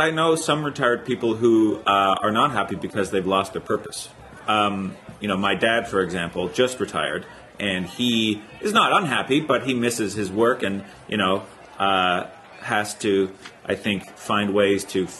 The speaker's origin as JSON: {"language": "English", "town": "Owen Sound", "region": "Ontario", "country": "Canada", "tie": "born or raised there", "also_born_or_lived": "Copenhagen, Denmark", "moved": "yes", "said": "Growing up, it was the city, even though it was only 20,000 people. So, as I said, I grew up a little outside of Owen Sound"}